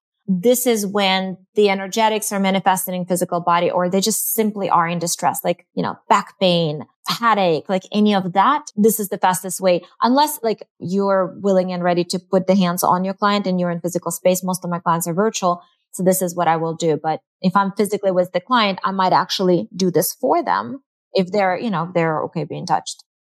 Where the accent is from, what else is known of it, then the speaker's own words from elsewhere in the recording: Eastern Ukraine, Ukraine; now in United States; I'm from the Eastern Ukraine, which is very different than Western Ukraine. So I grew up with the label of Orthodox